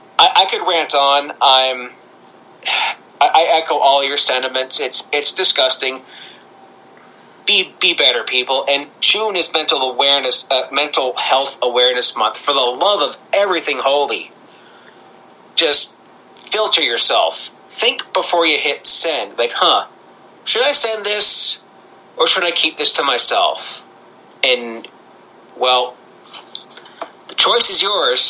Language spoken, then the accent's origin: English; Canada; I'm Canadian